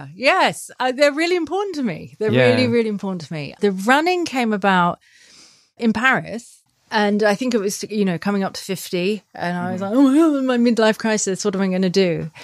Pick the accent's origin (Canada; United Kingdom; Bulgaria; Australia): Australia; And I've always swum, being an Aussie.